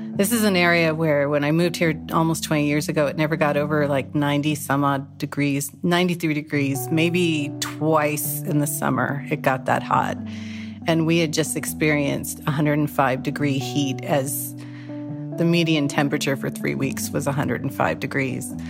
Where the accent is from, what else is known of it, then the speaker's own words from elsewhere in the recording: Whittier, California, United States; moved away as an adult; also born or lived in San Francisco, California; now in Greenville, United States; I'm from Whittier, California